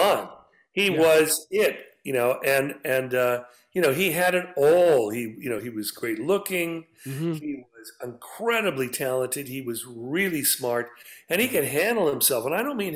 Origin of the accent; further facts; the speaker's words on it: Santa Barbara, California, United States; I grew up white in Santa Barbara